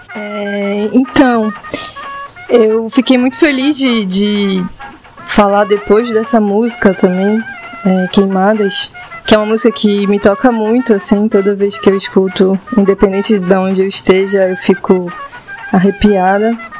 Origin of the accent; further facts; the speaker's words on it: Barcarena, Pará, Brazil; eu acabei nascendo em Barcarena, e mais especificamente na Vila dos Cabanas